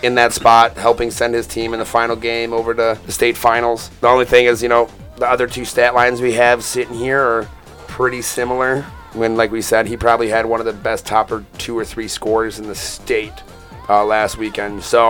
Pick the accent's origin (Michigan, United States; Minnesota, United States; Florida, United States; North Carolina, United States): Michigan, United States; Lincoln Park; Born and raised. Wicked Park, Michigan for me.